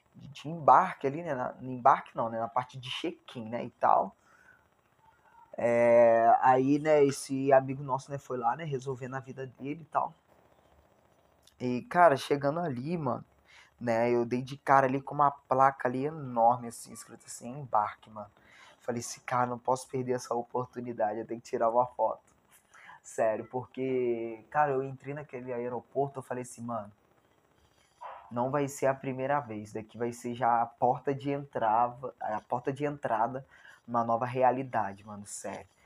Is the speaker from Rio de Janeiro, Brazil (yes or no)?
yes; Barra Mansa, Rio de Janeiro, Brazil; Eu moro em Barra Mansa, né, estado do Rio de Janeiro, né, sou fluminense